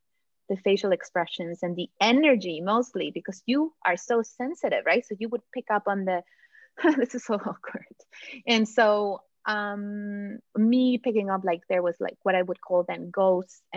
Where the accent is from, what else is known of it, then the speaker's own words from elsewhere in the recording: Mexico; moved away; I was born in Mexico.